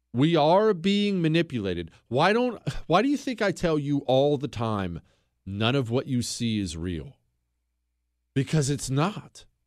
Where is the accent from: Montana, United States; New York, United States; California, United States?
Montana, United States; Bozeman; I grew up in Bozeman, Montana. Uh, we moved there when I was 10 years old